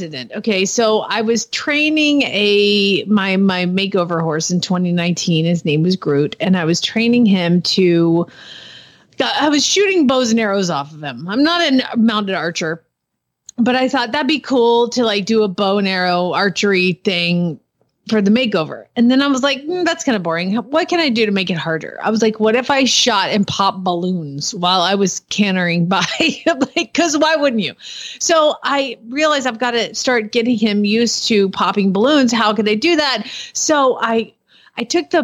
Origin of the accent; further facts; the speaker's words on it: Georgia, United States; I live there. So I'm from Georgia.